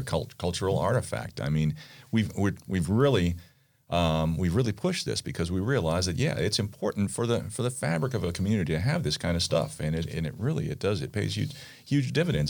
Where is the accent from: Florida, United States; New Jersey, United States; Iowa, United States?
Florida, United States; Pompano Beach; grew up in Pompano. I've been here since nineteen sixty-three, um, when I graduated from Pompano High.